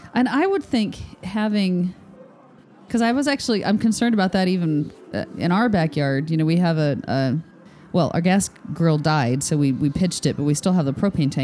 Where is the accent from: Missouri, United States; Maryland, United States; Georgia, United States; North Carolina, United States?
Georgia, United States; But as a refresher, I'm from Georgia, own a pet sitting dog walking business